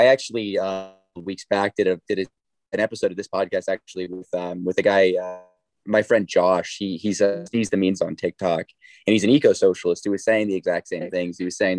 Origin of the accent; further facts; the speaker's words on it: Southern Indiana, United States; I'm from Southern Indiana